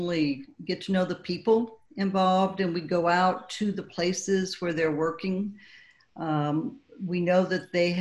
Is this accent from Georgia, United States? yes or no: no; Southern California, United States; moved away; I grew up in Southern California